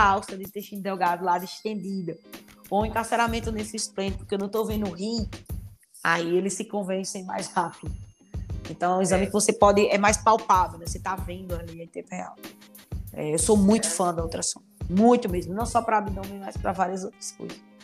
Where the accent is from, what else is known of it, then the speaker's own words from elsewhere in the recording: Rio Grande do Norte, Brazil; also born or lived in Piauí; now in Paraíba, Brazil; eu sou do Rio Grande do Norte, né? Então, já morei no Piauí e hoje tô na Paraíba.